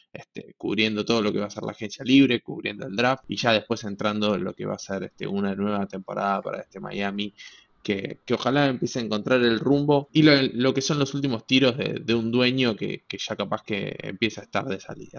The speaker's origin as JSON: {"language": "Spanish", "country": "Argentina", "said": "como argentino, como latino, como hispanohablante"}